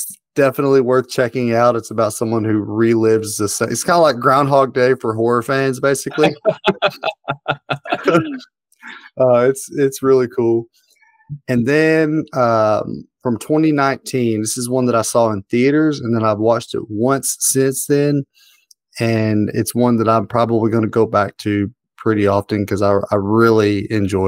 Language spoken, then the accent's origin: English; the South, United States; I'm a Southerner